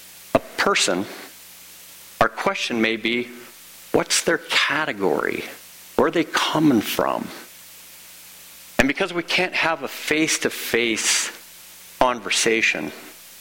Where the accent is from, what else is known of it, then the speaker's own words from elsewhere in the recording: Illinois, United States; In the case of being from Illinois, I'm an Illinoisan